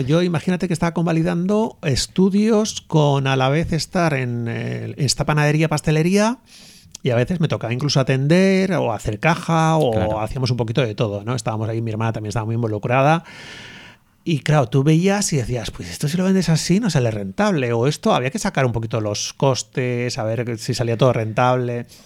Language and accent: Spanish; Hondarribia, Basque Country, Spain; also born or lived in Bilbao; nosotros somos de, de Ondarribia, lo de San Sebastián